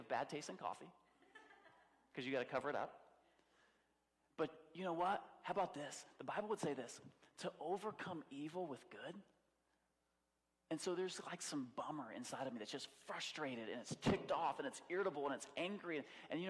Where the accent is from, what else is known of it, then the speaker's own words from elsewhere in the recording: United States; I'm American